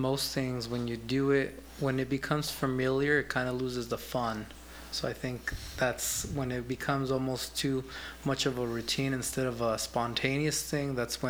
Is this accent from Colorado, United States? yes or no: yes; Colorado, United States; moved away as an adult; also born or lived in California; now in Tucson, United States; Yeah, well, my family is there, and I grew up there. So I was born in California, but we moved to Colorado when I was 5.